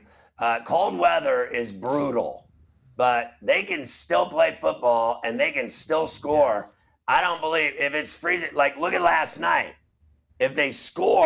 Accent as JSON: {"language": "English", "town": "Pittsburgh", "region": "Pennsylvania", "country": "United States", "tie": "born or raised there", "said": "I am from Pittsburgh and you grew up there and you lived there in the 70s, 80s"}